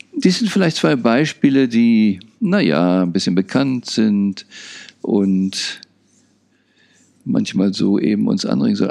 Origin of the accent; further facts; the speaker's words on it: Berlin, Germany; Ich bin unter anderem in Berlin aufgewachsen